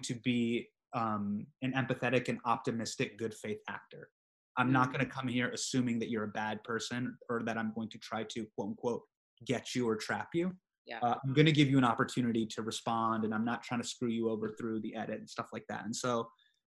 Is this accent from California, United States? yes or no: yes; Davis, California, United States; I grew up in Davis.